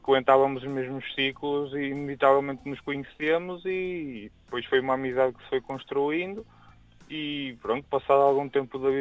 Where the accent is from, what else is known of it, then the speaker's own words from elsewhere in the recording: Porto District, Portugal; Bem, eu sou aqui, sou aqui do Porto também